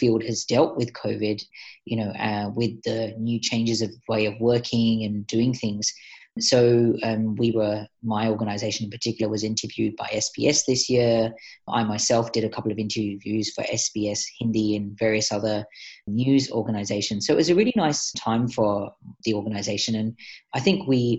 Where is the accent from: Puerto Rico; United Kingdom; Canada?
United Kingdom; London; moved away as an adult; also born or lived in India; now in Sydney, Australia; Originally Indian parents, migrated to the UK when I was two, grew up in England, in London.